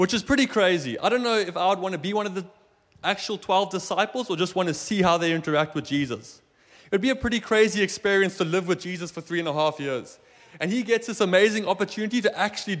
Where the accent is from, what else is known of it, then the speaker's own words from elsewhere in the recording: South Africa; now in Germany; I'm from South Africa. My family still lives there.